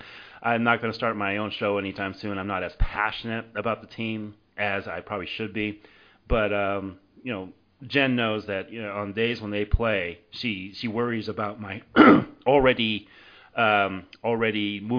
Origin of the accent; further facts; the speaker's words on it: Bay Area, California, United States; growing up in the Bay Area